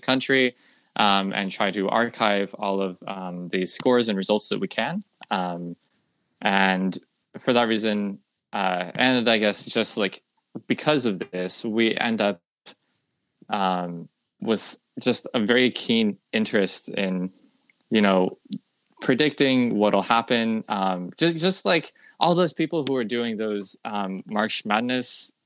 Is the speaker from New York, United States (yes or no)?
no; Frisco, Texas, United States; moved away as an adult; now in Massachusetts, United States; my hometown